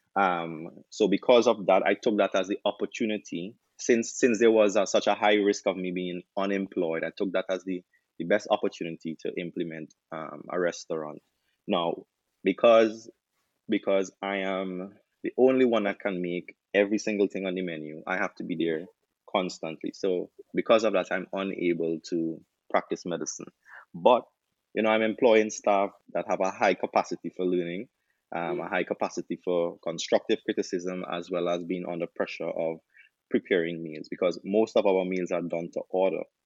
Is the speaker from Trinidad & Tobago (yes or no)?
yes; Trinidad & Tobago; moved away as an adult; now in Jamaica; I'm from Trinidad, uh, there's not a lot of Trini options here in Jamaica